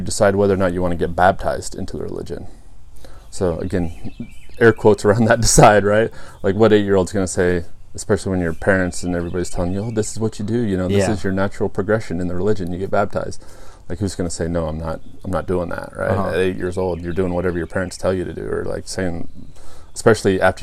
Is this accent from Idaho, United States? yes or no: yes; Boise, Idaho, United States; moved away; also born or lived in Japan; I grew up in the Boise area and the eastern part of the state.